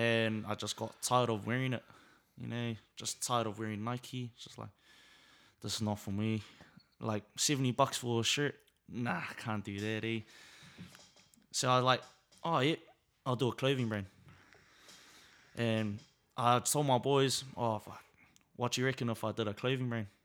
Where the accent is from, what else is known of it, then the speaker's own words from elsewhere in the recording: Auckland, New Zealand; also born or lived in Samoa; Growing up in South is, is a blessing, really. It's a real blessing. Um, growing up in Naitara